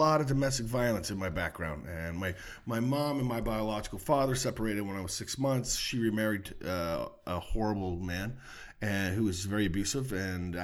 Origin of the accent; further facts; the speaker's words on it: Ottawa, Ontario, Canada; moved away as an adult; also born or lived in Halifax / Vancouver; Born in Halifax, but I didn't spend any time there. Son of a Navy family, so we were in port there for a very short period of time, and then I grew up in Ottawa